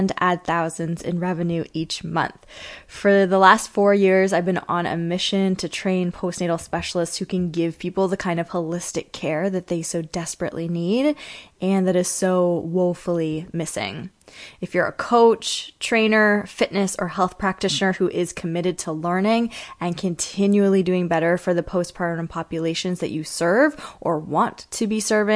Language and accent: English; Kingston, Ontario, Canada; moved away; Queen's University in Kingston, Ontario, which is actually my hometown